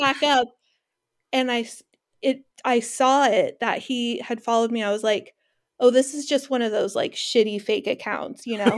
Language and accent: English; California, United States; now in Washington, United States; I live in Washington, they live in my hometown of California, in California